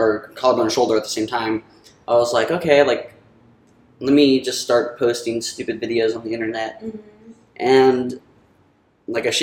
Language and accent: English; Central Valley, California, United States; moved away as an adult; also born or lived in Bay Area, California; now in Los Angeles, United States; I'm from the Bay Area, but I lived primarily most of my life in the Central Valley